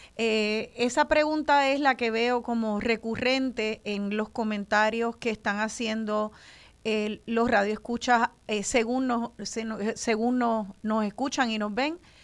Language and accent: Spanish; Puerto Rico; los puertorriqueños y puertorriqueñas